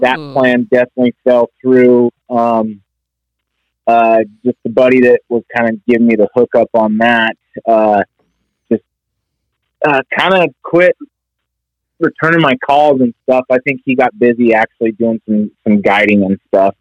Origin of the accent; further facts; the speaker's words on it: Northwest Wyoming, United States; I, I born and raised in Northwest Wyoming, uh, just outside of Yellowstone